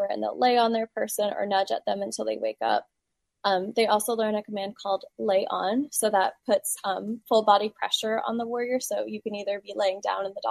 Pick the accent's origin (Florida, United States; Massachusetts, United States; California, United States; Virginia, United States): Virginia, United States; Ashland; I am from Ashland, Virginia, which is a little bit down the road from Ruther Glen